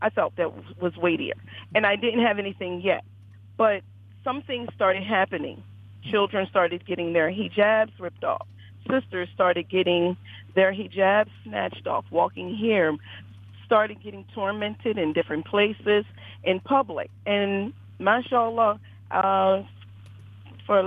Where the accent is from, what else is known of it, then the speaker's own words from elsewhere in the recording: Philadelphia, Pennsylvania, United States; moved away as an adult; now in Memphis, United States; I'm from Philadelphia, born and raised.